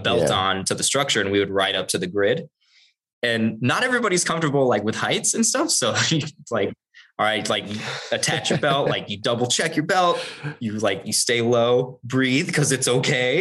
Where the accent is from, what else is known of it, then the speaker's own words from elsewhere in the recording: United States; I'm American.